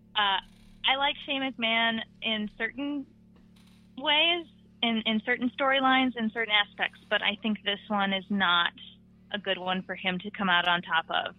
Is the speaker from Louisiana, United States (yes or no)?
yes; New Orleans, Louisiana, United States; I'm from New Orleans